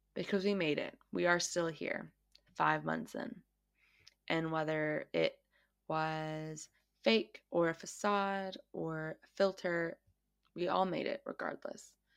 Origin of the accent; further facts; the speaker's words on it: United States; now in Australia; I am an American who grew up in America, um, and I currently live in Australia.